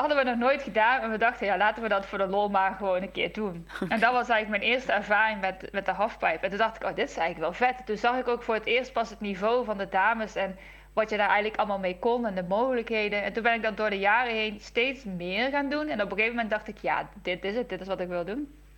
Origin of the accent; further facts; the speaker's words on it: Netherlands; als Nederlanders